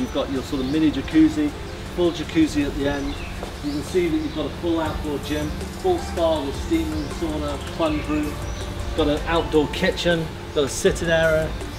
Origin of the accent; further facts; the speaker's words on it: England, United Kingdom; now in Dubai, United Arab Emirates; I'm English.